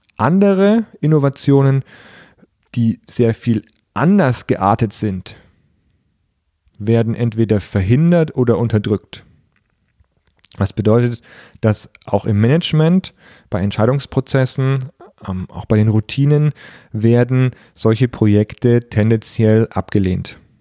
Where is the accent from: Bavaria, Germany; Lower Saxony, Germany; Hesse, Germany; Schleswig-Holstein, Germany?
Bavaria, Germany; Nuremberg or Fürth; aus meiner Heimatstadt, aus Nürnberg oder Fürth